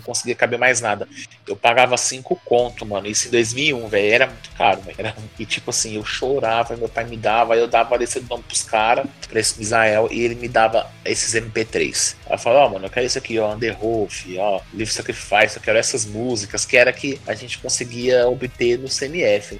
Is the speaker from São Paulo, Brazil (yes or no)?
no; Brasília, Federal District, Brazil; Eu sou de Brasília